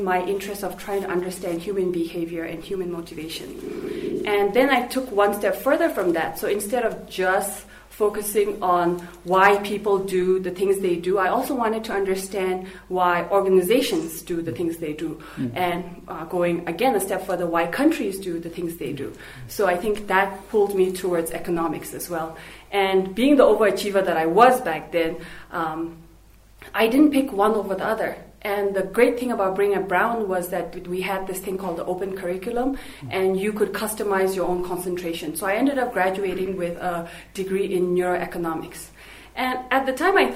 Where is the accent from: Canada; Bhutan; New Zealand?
Bhutan; Thimphu; also born or lived in United States; So I was raised in Thimphu. I was born here, I grew up here.